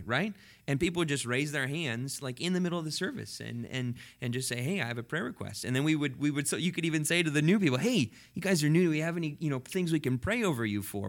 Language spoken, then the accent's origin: English; Cashmere, Washington, United States; also born or lived in California; I grew up in Kashmir, but went to the Leavenworth Church